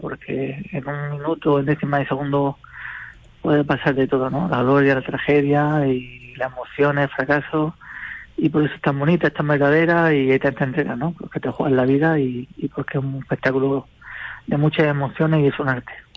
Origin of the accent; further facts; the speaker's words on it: Murcia, Region of Murcia, Spain; vamos a tocar en mi tierra